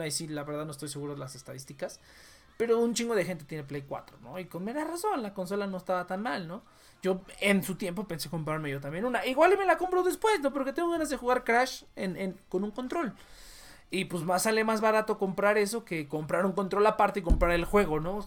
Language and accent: Spanish; Mexico